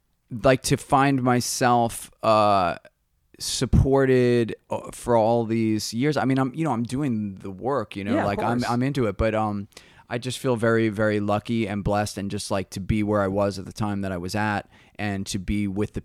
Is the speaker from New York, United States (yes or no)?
yes; New York, United States; Yeah, we were more guitar, from you know, it's like, indicative of New York.